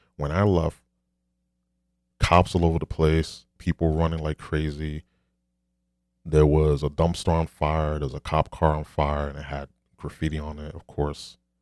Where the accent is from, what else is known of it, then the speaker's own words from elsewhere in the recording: New York City, New York, United States; I'm a New Yorker